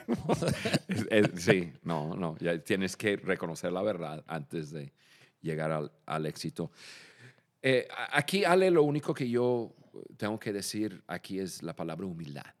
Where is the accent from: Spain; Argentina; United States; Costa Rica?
United States; Michigan; Spanish is a second language; moved away as an adult; also born or lived in Dallas, Texas; now in Mexico; yo nací en Michigan, yo soy del norte